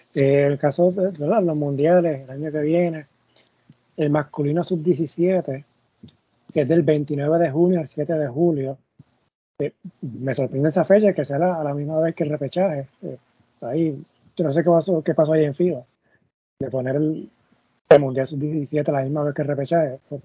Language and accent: Spanish; Puerto Rico; caso de Puerto Rico, vivimos al lado de República Dominicana